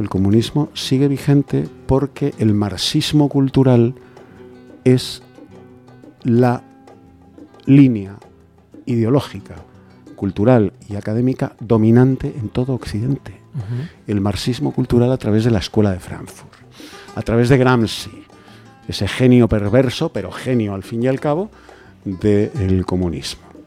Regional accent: Spain; soy, español

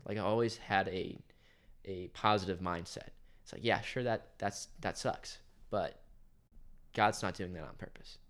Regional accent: Garden City, Kansas, United States; I'm from Garner City, Kansas.

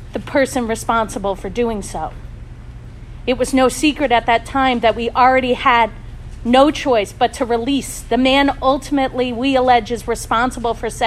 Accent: Sullivan County, New York, United States; my hometown fire department

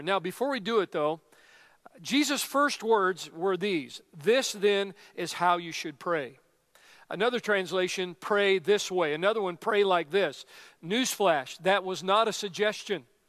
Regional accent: Colorado, United States; we're from Colorado

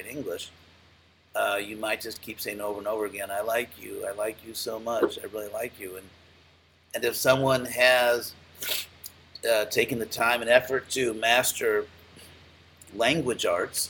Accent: Los Angeles, California, United States; moved away; I grew up in Los Angeles

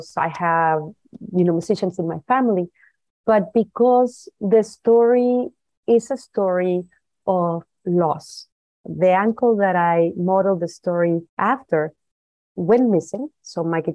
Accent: Guadalajara, Jalisco, Mexico; I was born and raised in Guadalajara

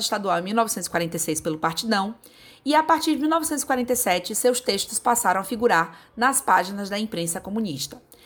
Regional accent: Bahia, Brazil; sou baiana

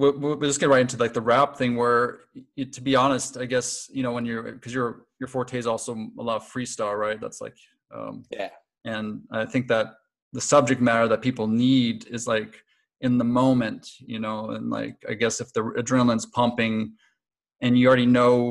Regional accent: Connecticut, United States; moved away; I come from Connecticut, New England

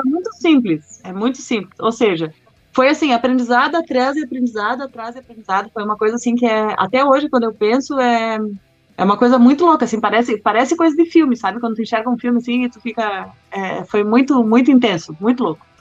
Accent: interior of Rio Grande do Sul, Brazil; moved away; Eu sou do Rio Grande do interior do Rio Grande do Sul, entendeu? E então, assim, lá não tem um, um na época, pelo menos que eu morava lá

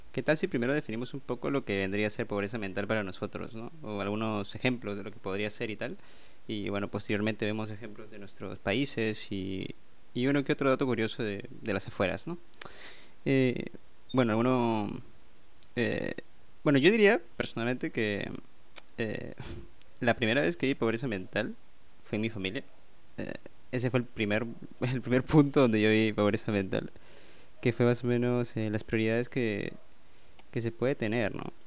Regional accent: Peru; soy de Perú

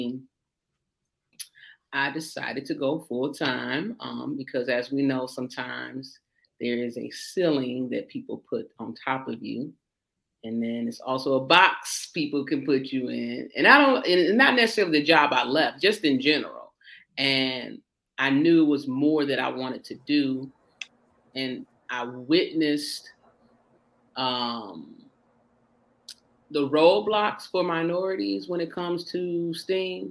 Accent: Joliet, Illinois, United States; born and raised in Joliet, Illinois, right outside of Chicago

